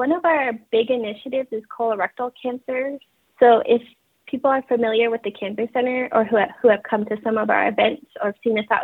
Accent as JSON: {"language": "English", "region": "Navajo Nation", "country": "United States", "said": "I just introduced myself in Navajo um, I am from the Navajo tribe, and my clans are the Black-streaked Wood people, and I am born for the water edge."}